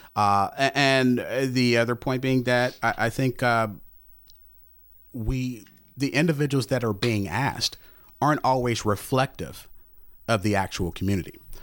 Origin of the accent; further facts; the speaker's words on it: St. Louis, Missouri, United States; I grew up in the Normandy School District, in, in that area.